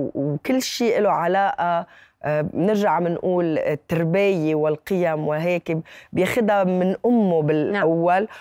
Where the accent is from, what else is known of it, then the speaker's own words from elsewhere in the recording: Lebanon; also born or lived in Irbid, Jordan; انا والدتي اردنيه و... وانغرمت بابوي بلبنان